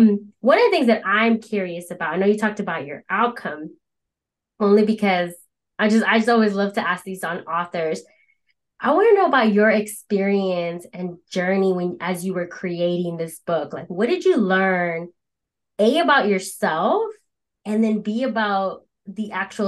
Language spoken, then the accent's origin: English; Philadelphia, Pennsylvania, United States; We're both from Philly